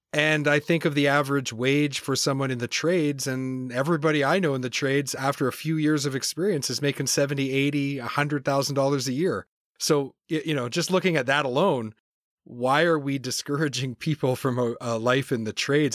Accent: New Brunswick, Canada; also born or lived in Campbellton / Moncton / Perth-Andover; Born and raised in Canada. Uh, I grew up in, in the Maritimes, so on the Atlantic coast.

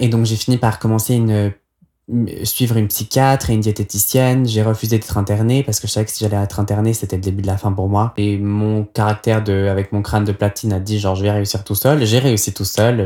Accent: Nyon, Vaud, Switzerland; j'ai grandi à Nyon, dans les Hauts de Nyon, dans une vieille maison des années 20 avec un grand jardin.

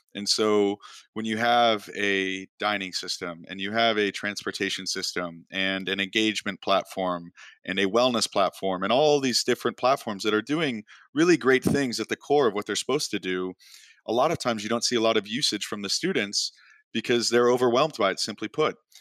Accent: Chicago, Illinois, United States; moved away as an adult; also born or lived in Oklahoma; I grew up in Chicago, and not a lot of kids from Chicago end up at school at Oklahoma State

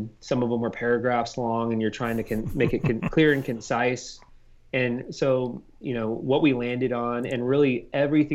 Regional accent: Houston, Texas, United States; now in Austin, United States; I'm from Houston originally

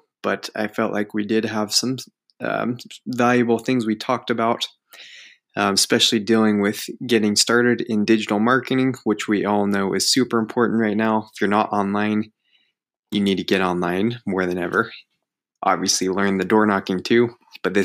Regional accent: Kanab, Utah, United States; I grew up in Kanab, Utah, super tiny town, southern Utah, middle of nowhere, basically

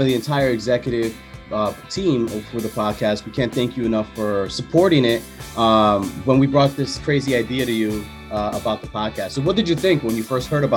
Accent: New York City, New York, United States; being from the Bronx

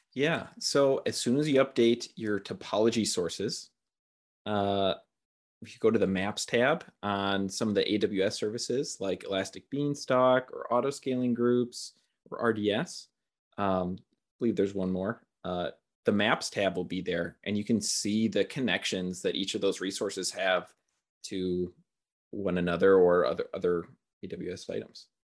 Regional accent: Milwaukee, Wisconsin, United States; also born or lived in Eau Claire, Wisconsin; I grew up in Milwaukee.

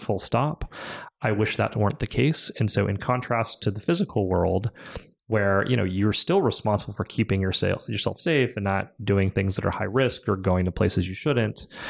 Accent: California, United States; we moved home to California. We're both Californian

